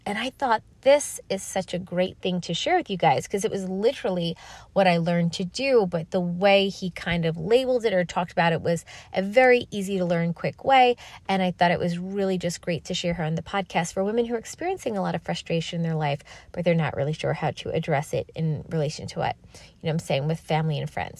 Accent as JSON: {"language": "English", "town": "New York City", "region": "New York", "country": "United States", "said": "I'm from New York City."}